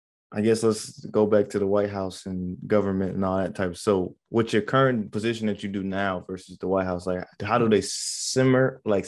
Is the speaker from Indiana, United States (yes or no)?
yes; Fort Wayne, Indiana, United States; I'm from Fort Wayne, Indiana. So I'm, Indiana native myself.